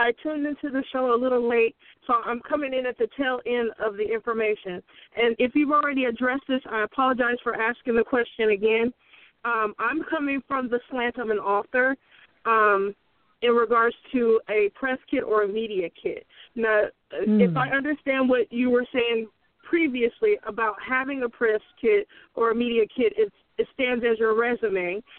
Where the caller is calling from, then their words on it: Bay Area, California, United States; Okay, I'm calling from the Bay Area. Sorry about that. … calling from the Bay Area.